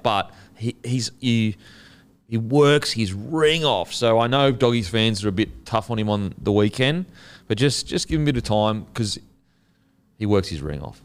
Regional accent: Queensland, Australia; as a Queenslander

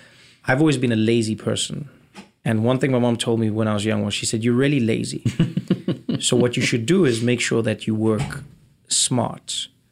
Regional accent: South Africa; moved away as an adult; I was born in South Africa in nineteen eighty-four, which was towards the end of apartheid. Grew up to a black South African Xhosa mother and a white Swiss father.

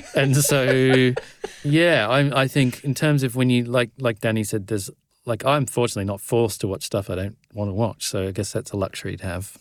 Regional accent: Australia; I'm Australian

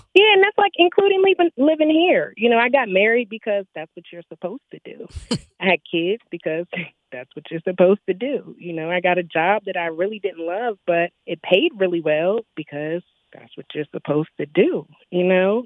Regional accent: California, United States; moved away as an adult; now in Minnesota, United States; I grew up in California

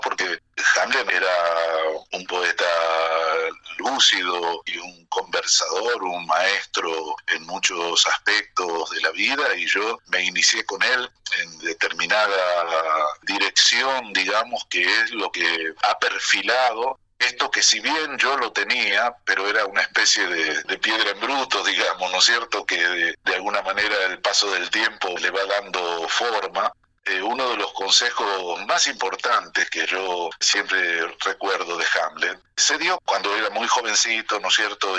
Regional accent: Rosario, Santa Fe, Argentina; moved away as an adult; also born or lived in Eibar, Spain; a comienzos del 79 yo regreso a Rosario y estoy acá cinco meses

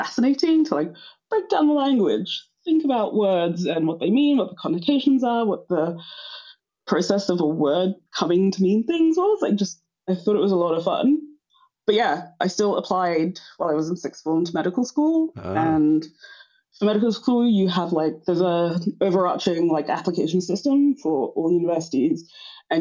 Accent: London, United Kingdom; It was just North London

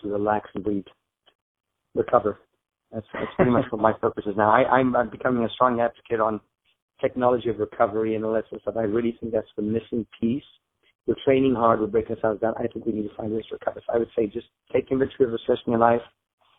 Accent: Zambia; now in United States; I grew up in Zambia in Africa, is where I was born and raised.

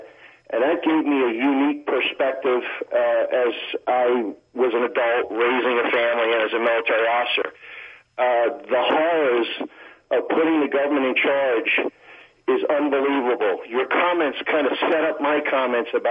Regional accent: Long Island, New York, United States; moved away; I grew up in Long Island, New York

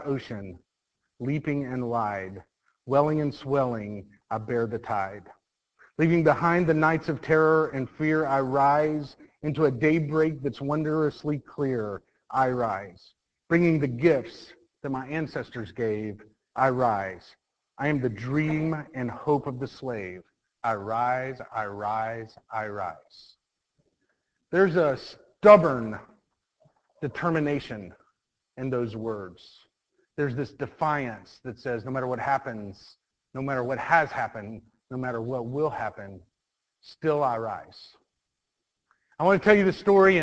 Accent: Mount Dora, Florida, United States; I grew up in Mount Dora, Florida

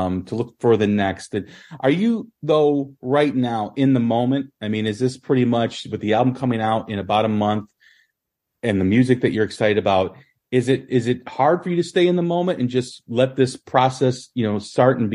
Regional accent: United States; as an American fan

